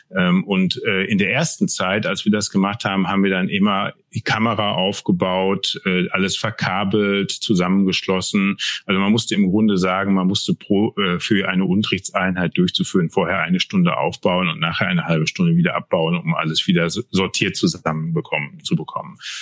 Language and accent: German; Altena, North Rhine-Westphalia, Germany; moved away as an adult; now in Rhineland, Germany; Ich komme aus dem schönen westfälischen Sauerland, äh, aus Altena genauer gesagt, wohne aber jetzt schon seit 15, über 15 Jahren im Rheinland